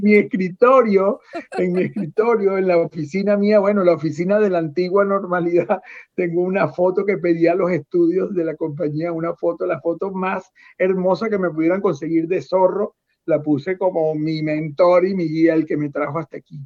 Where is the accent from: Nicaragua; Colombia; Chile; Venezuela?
Venezuela; moved away as an adult; now in United States; yo salí hace 18 años de Venezuela